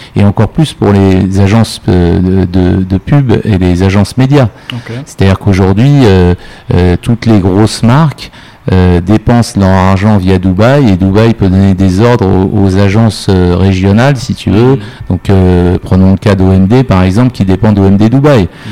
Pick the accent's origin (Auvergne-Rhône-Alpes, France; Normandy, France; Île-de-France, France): Île-de-France, France; Paris; moved away as an adult; now in Morocco; je suis parisien, je suis mhm. français et, parisien à l'origine.